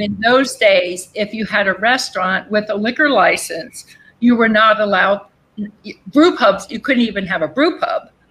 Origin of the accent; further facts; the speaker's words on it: Berks County, Pennsylvania, United States; my hometown, Berks and Lancaster, my home county, Berks County and Lancaster County